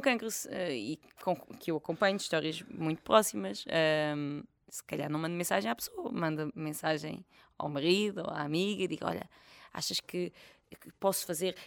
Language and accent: Portuguese; Portugal; also born or lived in France; eu cresci numa aldeia